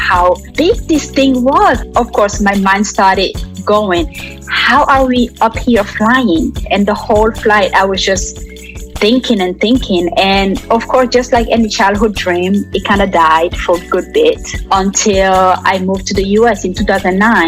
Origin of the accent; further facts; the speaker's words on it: France; also born or lived in Guinea; now in Atlanta, United States; I am originally from Guinea, West Africa. So both of my parents are Guinean. I was raised in France. And now I live here in Atlanta, in the United States.